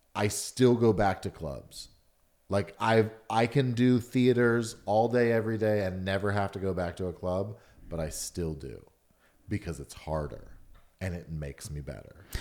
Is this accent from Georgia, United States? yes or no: yes; Atlanta, Georgia, United States; born or raised there; also born or lived in Chicago